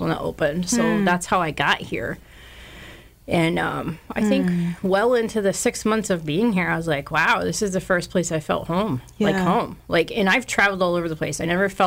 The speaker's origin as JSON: {"language": "English", "town": "North Brookfield", "region": "Massachusetts", "country": "United States", "tie": "born or raised there", "also_born_or_lived": "Ware, Massachusetts / Monson, Massachusetts", "lives_now": "Pittsfield, United States", "said": "I grew up in North Brookfield."}